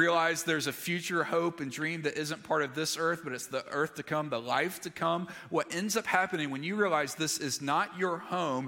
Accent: Alabama, United States; moved away; also born or lived in Mississippi; I grew up in Alabama and then later Mississippi

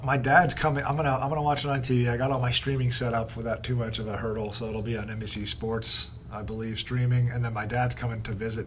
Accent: New Jersey, United States; I am from New Jersey

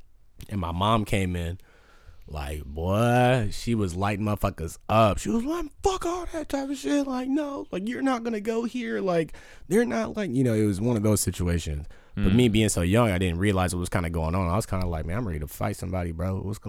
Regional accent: Batavia, United States; I came from Batavia, bro, where it was like K-Swisses and motherfuckers rocking.

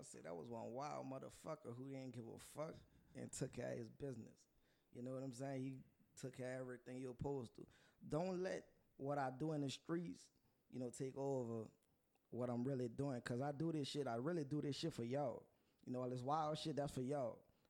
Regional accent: Plaquemines Parish, Louisiana, United States; I'm from down the road, but I didn't grow up down there. Right. I grew up in Delcourt or Brave, however you want to say it. I don't have the right last name.

